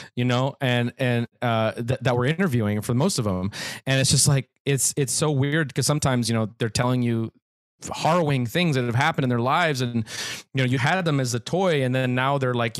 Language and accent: English; Minneapolis, Minnesota, United States; now in Brooklyn, United States; we're all from Minneapolis